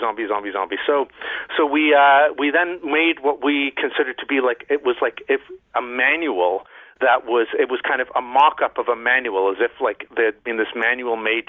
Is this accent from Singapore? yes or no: no; Canada; moved away as an adult; also born or lived in Mexico / Barcelona, Spain; I'm from Canada